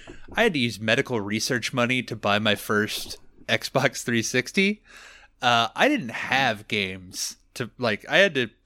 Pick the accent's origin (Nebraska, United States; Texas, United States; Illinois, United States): Nebraska, United States; So I was born in Nebraska in a small town, and then I've just lived here my entire life.